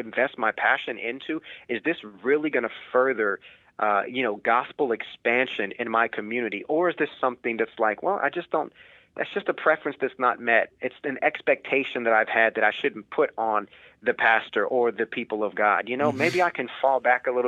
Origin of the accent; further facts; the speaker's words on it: United States; as an American